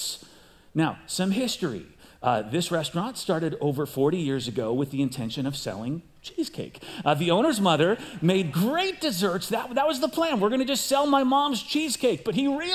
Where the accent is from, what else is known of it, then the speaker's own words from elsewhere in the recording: outside Chicago, Illinois, United States; moved away as an adult; also born or lived in Pasadena; now in California, United States; I grew up outside Chicago